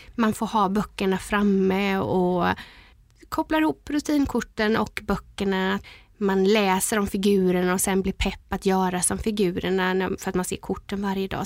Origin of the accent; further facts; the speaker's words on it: Gränna, Jönköping County, Sweden; Jag är ju uppvuxen i Gränna